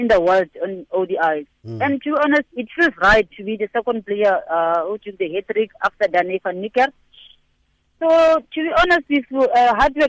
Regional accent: Botshabelo, Free State, South Africa; I'm from Botshabelo

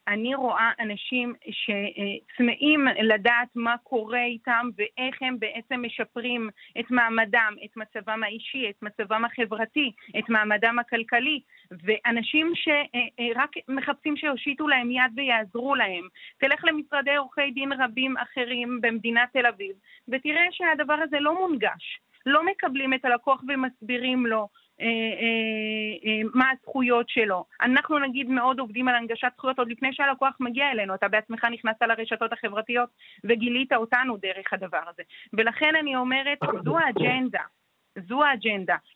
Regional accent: Ramla, Central District, Israel; כי אנחנו מגיעים מהעיר ואנחנו רואים מה קורה כאן.

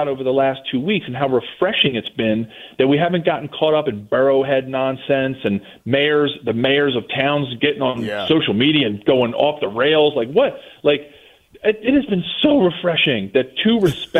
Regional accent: Philadelphia, Pennsylvania, United States; accent: Philly; I live in Philly. I'm a Philly kid. Wow. I grew up here. I was born in South Philly

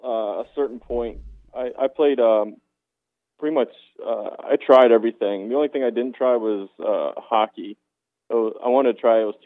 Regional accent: Maryland, United States; I grew up in Maryland.

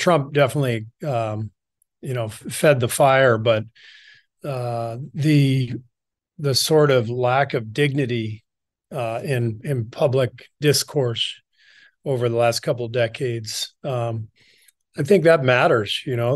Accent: Los Angeles, California, United States; also born or lived in Beirut, Lebanon / Cairo, Egypt / France; we moved to L A when I was pretty young, like two years old, 'cause my dad took a job at U C L A as a professor. So most of my childhood was spent in L

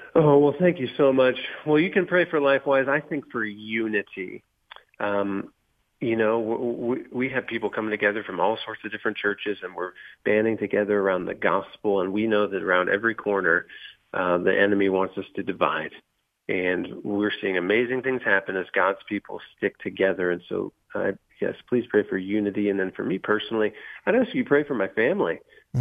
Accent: Van Wert, Ohio, United States; moved away; also born or lived in Columbus suburb, Ohio; Van Wert, Ohio, my hometown

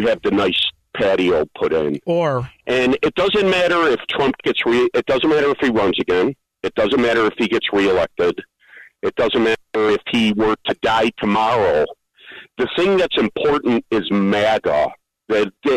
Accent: Chicago, Illinois, United States; I grew up in Mount Greenwood

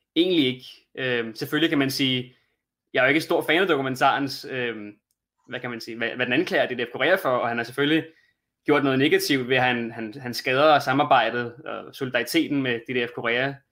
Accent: Denmark; som dansker

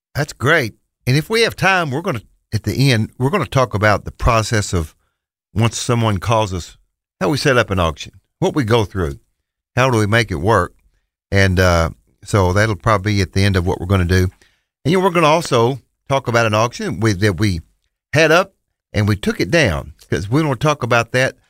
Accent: Bootheel of Missouri, United States; moved away; We're originally from Missouri. Terry and I are from the boot heel of Missouri

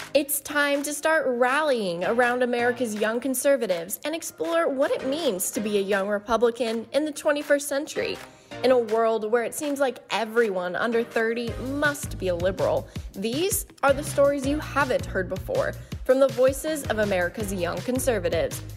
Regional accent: Ohio, United States; I'm from Ohio, and I'm 14

